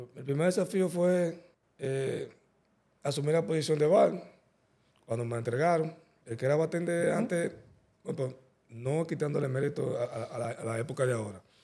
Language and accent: Spanish; Santo Domingo, Distrito Nacional, Dominican Republic; Pues yo nací en la Santo Domingo, Nacional, en la clínica San Rafael, la Bolívar